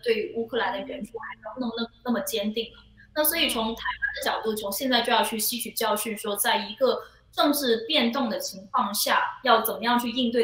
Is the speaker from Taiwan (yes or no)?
no; Guangzhou, Guangdong, China; first language Cantonese; Chinese is a second language; moved away; 我是哦。一个，呃，广州人